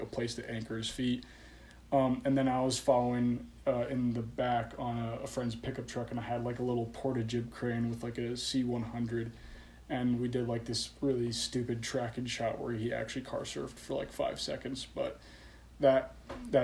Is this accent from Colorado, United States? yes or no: yes; Colorado, United States; moved away as an adult; I relocated back home to Colorado, you know, just to live in my hometown with my parents